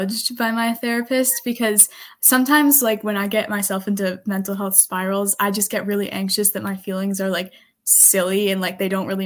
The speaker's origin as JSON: {"language": "English", "region": "Massachusetts", "country": "United States", "said": "I'm from Massachusetts"}